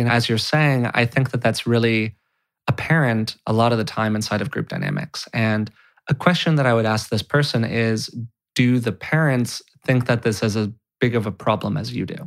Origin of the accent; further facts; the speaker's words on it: California, United States; being a white, straight male growing up in California